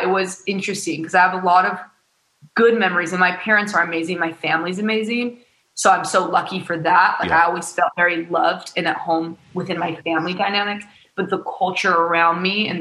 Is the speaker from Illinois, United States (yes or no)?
no; Utah, United States; born or raised there; moved away as an adult; now in Los Angeles, United States